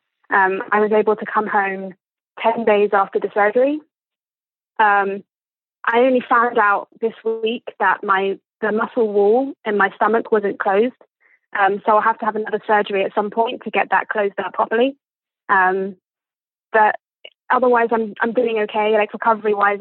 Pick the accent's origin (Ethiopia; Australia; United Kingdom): United Kingdom; England; accent: posh